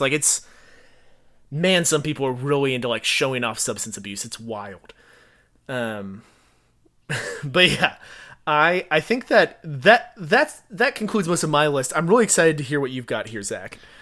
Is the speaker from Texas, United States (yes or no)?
yes; Fort Worth, Texas, United States; also born or lived in College Station, Texas; I grew up in Fort Worth